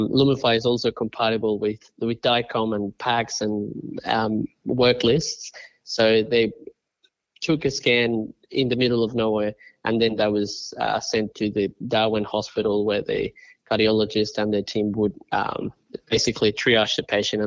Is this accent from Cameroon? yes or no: no; Colombia; moved away; also born or lived in Australia; I grew up in Colombia, and then when I migrated to Australia